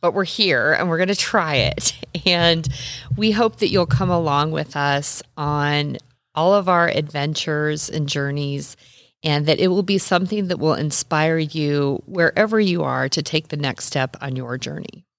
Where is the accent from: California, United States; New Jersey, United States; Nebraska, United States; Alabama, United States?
Nebraska, United States; I am a native Midwesterner. I was born and raised in Nebraska